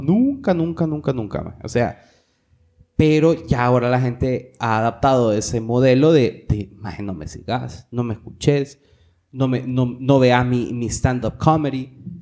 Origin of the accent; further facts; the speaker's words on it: Honduras; aquí en Honduras